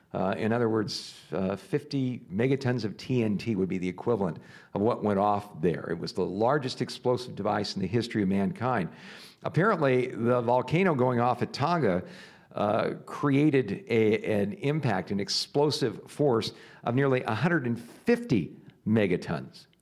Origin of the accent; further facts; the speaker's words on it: Southern California, United States; growing up in Southern California